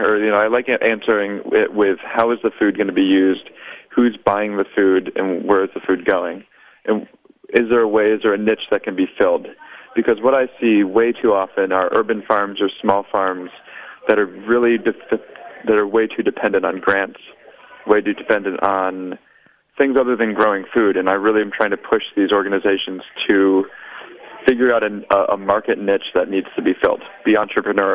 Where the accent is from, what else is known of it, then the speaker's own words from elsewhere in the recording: Baltimore, Maryland, United States; I am from Baltimore. I'm in Brooklyn, New York right now